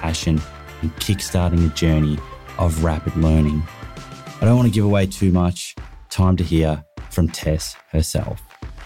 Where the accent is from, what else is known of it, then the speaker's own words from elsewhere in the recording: Sydney, New South Wales, Australia; I am from Bondi in Sydney.